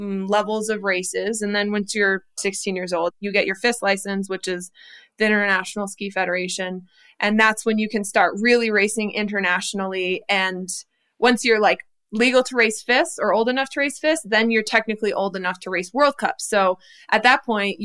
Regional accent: Vail, Colorado, United States; I was born in Vail, Colorado

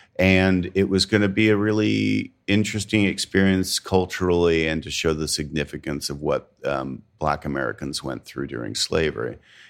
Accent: Canada; now in United States; I'm Canadian and I live in the South. Mm-hmm. I am not from the South. I was not born here. I do not claim this food as my own.

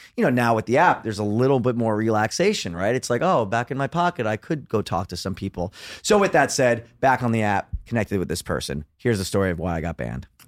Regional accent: New York City, New York, United States; also born or lived in Los Angeles; born and raised in Brooklyn, New York

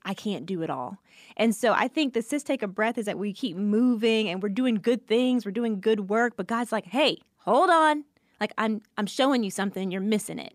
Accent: Atlanta, Georgia, United States; also born or lived in Louisiana; I grew up in Atlanta

